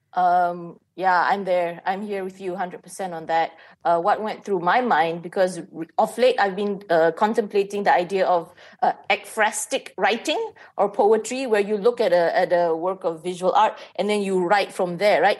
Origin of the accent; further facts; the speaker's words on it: Malaysia; as a Malaysian